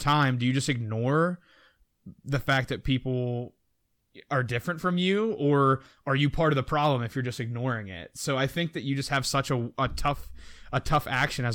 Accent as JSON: {"language": "English", "country": "United States", "said": "as an American"}